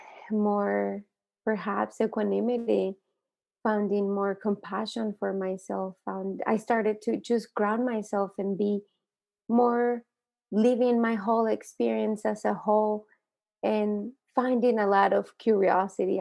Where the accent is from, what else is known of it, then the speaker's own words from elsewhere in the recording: Santa Barbara, California, United States; now in Los Angeles, United States; when I moved to America, I grew up in Santa Barbara